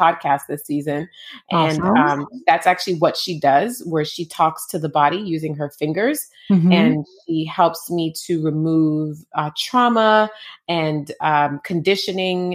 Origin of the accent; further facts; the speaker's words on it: Jamaica; I was born in Jamaica.